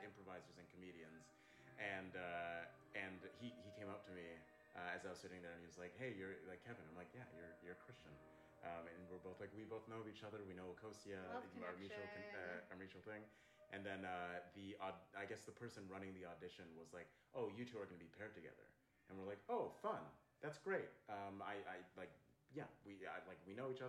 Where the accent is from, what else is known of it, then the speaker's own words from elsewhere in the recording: Toronto, Ontario, Canada; moved away as an adult; now in Vancouver, Canada; I'm originally from Toronto, and I moved out here in 2020, June 2020.